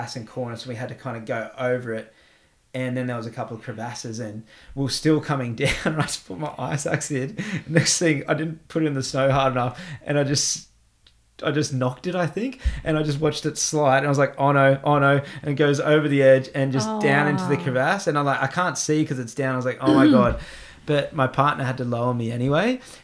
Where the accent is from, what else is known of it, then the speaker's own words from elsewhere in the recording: Australia; moved away as an adult; now in Iceland; I'm Australian